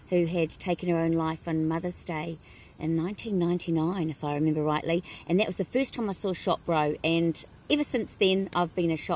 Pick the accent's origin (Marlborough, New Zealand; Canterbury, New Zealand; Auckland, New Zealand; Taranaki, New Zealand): Marlborough, New Zealand; Blenheim; born there; Okay, so born in Blenheim, um, Dad was in the Air Force, so um, lived at Woodbourne uh, Air Force